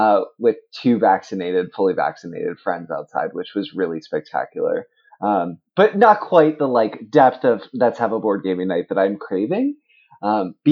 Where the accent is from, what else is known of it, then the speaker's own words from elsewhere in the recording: Oregon, United States; also born or lived in Texas; now in Connecticut, United States; I grew up in Oregon, then moved to Texas, now live in Connecticut.